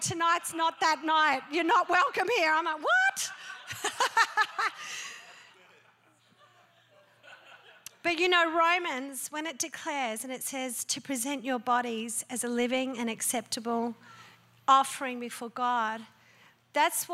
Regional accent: Australia; I'm an Aussie

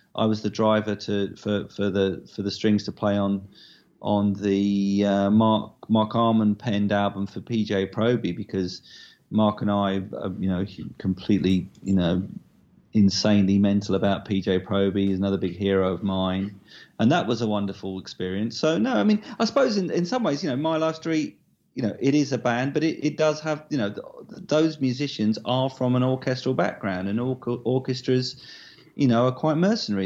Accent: Southend-on-Sea, East of England, United Kingdom; my hometown of South N on C

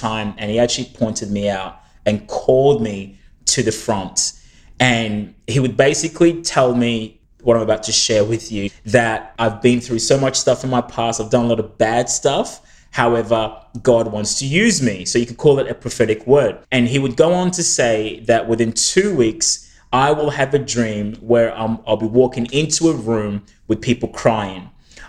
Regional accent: Australia; also born or lived in New Zealand; my parents had raised us in a church, like in a church environment growing up in Australia and even New Zealand.

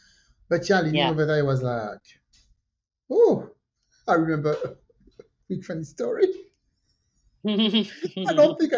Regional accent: French Caribbean, France; I was born in France, but I'm from the French Caribbean.

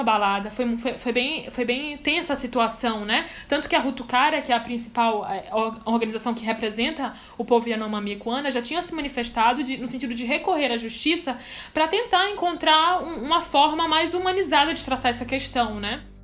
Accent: Belém, Pará, Brazil; now in Boa Vista, Brazil; Eu não sou daqui, eu sou de Belém, mas eu moro aqui há muitos anos

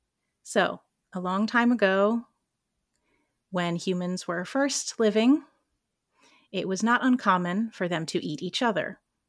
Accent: North Carolina, United States; moved away; I'm originally from North Carolina, where I grew up playing on the beach and traveling to the mountains with my environmental scientist mother.

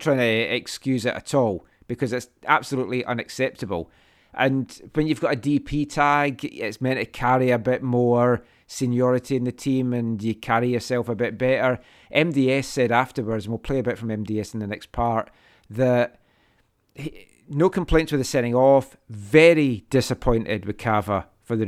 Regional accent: Scotland, United Kingdom; I'm a Scottish guy.

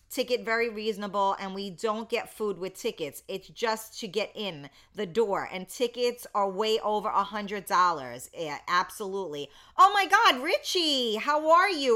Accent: United States; I am an American

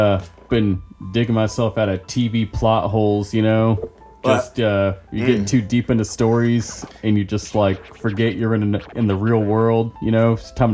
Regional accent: Northwest, United States; I'm glad I'm from the Northwest, but I feel like, you know, part of me was born in Florida.

